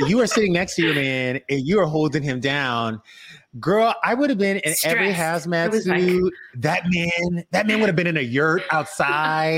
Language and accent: English; the South, United States; I grew up in the South